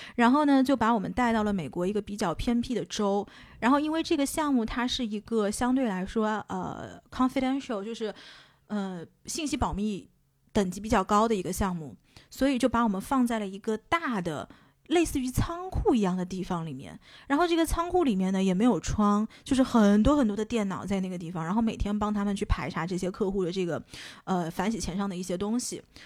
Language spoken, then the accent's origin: Chinese; China; moved away as an adult; also born or lived in Boston, United States; 是不是因为我是中国人